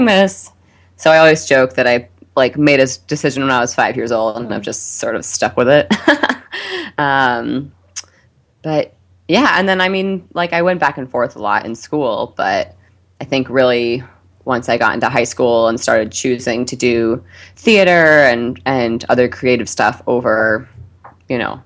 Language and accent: English; St. Paul, Minnesota, United States; I'm from Minnesota. I grew up in St. Paul.